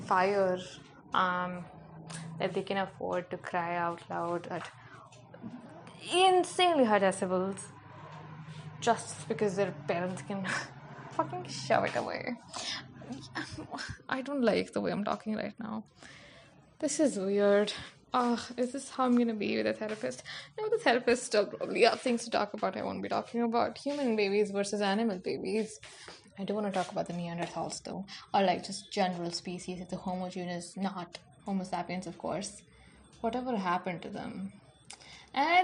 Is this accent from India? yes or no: yes; India; I'm fucking Indian.